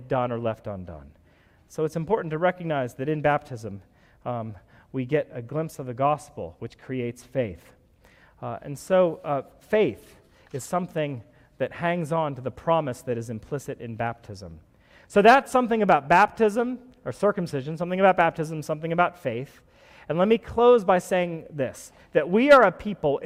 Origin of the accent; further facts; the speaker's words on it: United States; I'm an American